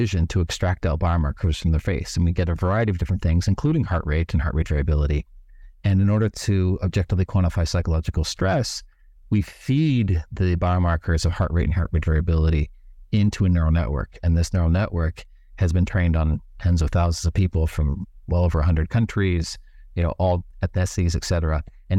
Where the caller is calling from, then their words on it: Bali, Indonesia; I'm calling in from an island known as Bali in Indonesia, which is close to the headquarters of our company in Singapore.